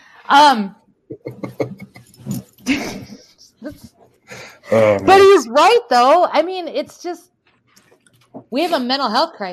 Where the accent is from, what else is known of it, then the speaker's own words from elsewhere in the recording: South Dakota, United States; I grew up in South Dakota